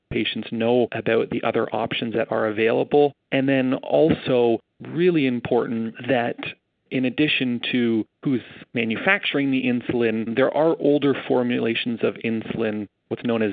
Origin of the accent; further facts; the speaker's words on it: Canada; as a Canadian